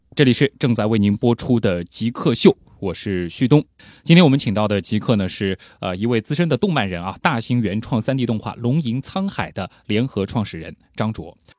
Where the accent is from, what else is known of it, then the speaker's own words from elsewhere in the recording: China; 我们中国人